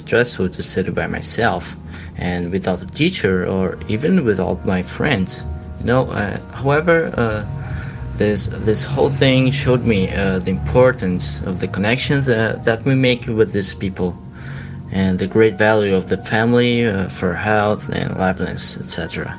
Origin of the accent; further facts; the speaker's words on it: Brazil; English is a second language; I'm from Brazil.